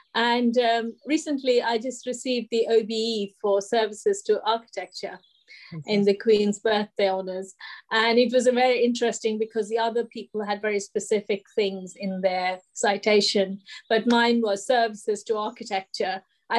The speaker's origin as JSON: {"language": "English", "country": "India", "moved": "yes", "said": "when I came from India, I thought it would be like wonderful, you know, women and men equal, but no, it wasn't."}